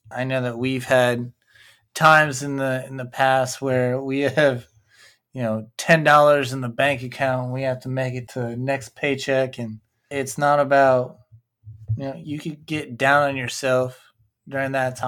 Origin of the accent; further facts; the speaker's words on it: upstate New York, United States; moved away as an adult; I am from upstate New York, just like Brianne. We actually grew up about 10 minutes away from each other the entire time